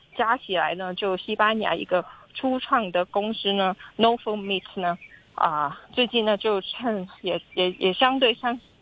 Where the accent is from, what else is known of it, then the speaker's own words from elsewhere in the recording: Hong Kong; 我们香港人